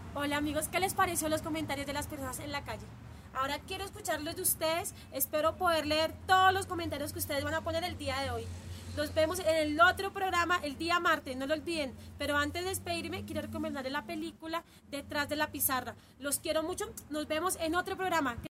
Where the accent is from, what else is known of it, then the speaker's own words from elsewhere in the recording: Bogotá, Colombia; De Bogotá